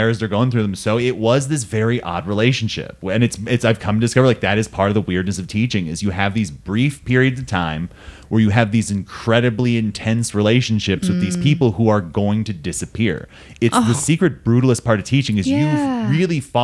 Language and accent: English; Simi Valley, California, United States; my hometown